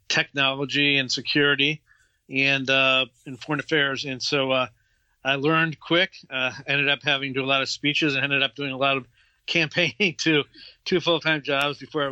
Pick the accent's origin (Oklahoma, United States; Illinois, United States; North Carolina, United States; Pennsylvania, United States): Illinois, United States; Chicago; moved away as an adult; now in Washington, D.C., United States; I'm originally from Chicago